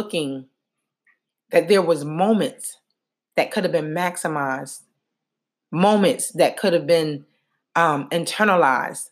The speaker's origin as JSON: {"language": "English", "town": "Newark", "region": "New Jersey", "country": "United States", "tie": "born or raised there", "moved": "as an adult", "said": "I just returned home after 12 days spent with family and friends in my hometown of Newark, New Jersey"}